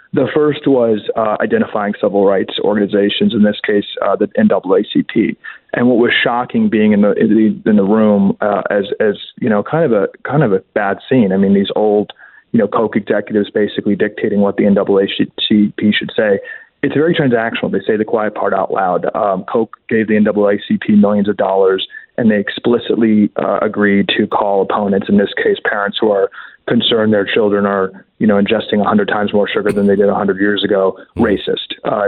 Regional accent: Georgetown, District of Columbia, United States; Yeah, I was born and raised in the swamp. I was born and raised in Georgetown, very ideological, worked in politics early in my career.

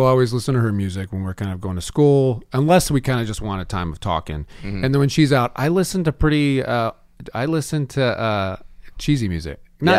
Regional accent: the South, United States; I'm from the South

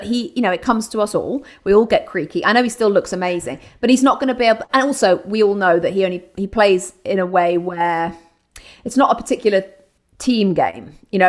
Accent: Brooklyn, New York, United States; Yeah, I'm from Brooklyn.

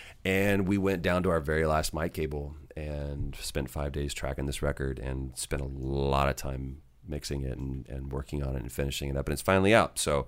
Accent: Jacksonville, Florida, United States; And I'm from Jacksonville, Florida. So apparently I talk like this.

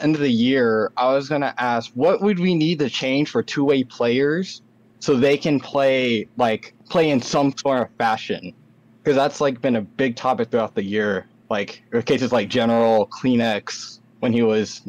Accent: California, United States

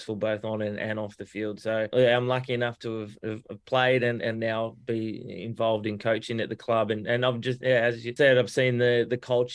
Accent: Sydney, New South Wales, Australia; also born or lived in Melbourne; born in Melbourne when dad was, you know, still playing at Collingwood, and we moved to Sydney when I was 5. And yeah, so I grew up in Sydney throughout all my schooling years

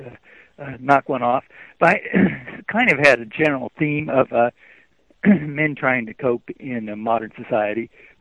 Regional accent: Ohio, United States; moved away as an adult; also born or lived in Iowa; now in Michigan, United States; I was born in Iowa. I grew up in Ohio, and I moved to Michigan after college

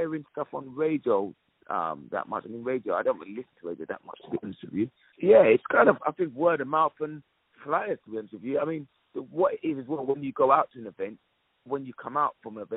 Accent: London, United Kingdom; I'm from North London, so we used to go to places like Hackney Downs

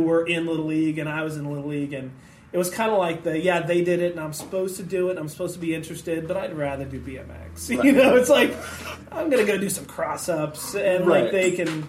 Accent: Santa Clarita, California, United States; Northern L.A. County. I grew up in Santa Clarita Valley.

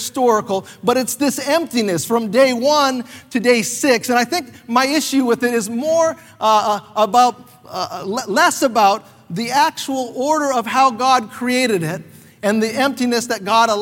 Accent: North Carolina, United States; now in Canada; I grew up not in Canada, even though I'm Canadian, but I grew up most of my life in North Carolina

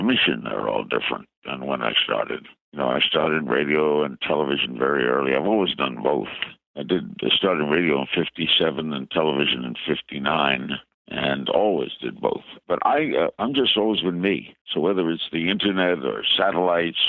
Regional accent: New York City, New York, United States; I knew all the stations growing up in New York and Brooklyn

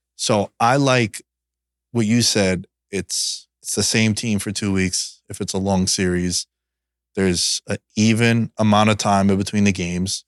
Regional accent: New York, United States; growing up in New York

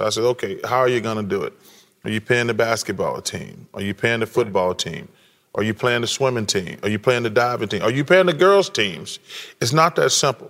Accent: the South, United States; I'm from the South

